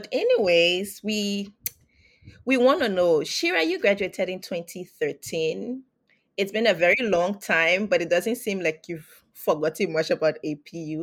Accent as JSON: {"language": "English", "country": "Liberia", "moved": "yes", "said": "I'm from Liberia as well"}